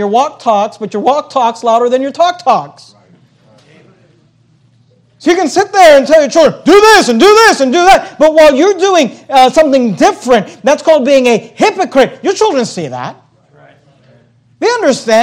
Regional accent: the Bay Area, California, United States; when I was growing up, we grew up in the Bay Area

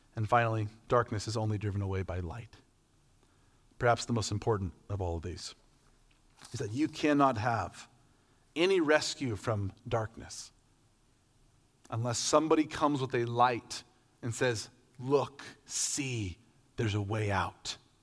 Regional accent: Medford, Oregon, United States; I'm from Medford, Oregon, Southern Oregon, way down, like barely, barely across the line from California

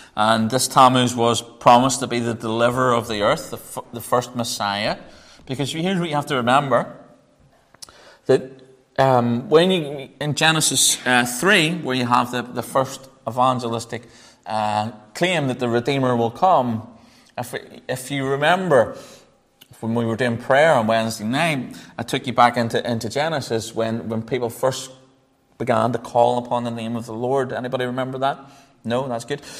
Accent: Northern Ireland, United Kingdom; accent: Northern Irish; my Northern Irish accent

